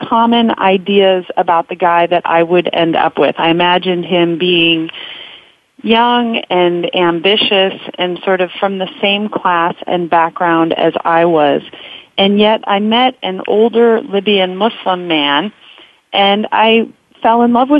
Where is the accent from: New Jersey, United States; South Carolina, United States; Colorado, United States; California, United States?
California, United States; I am a California girl. I was raised in California in a secular middle-class family